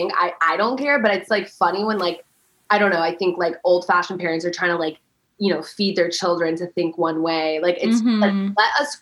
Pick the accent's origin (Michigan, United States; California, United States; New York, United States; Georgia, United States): California, United States; Los Angeles; first language Farsi; English is a second language; I grew up in Westwood, like my whole life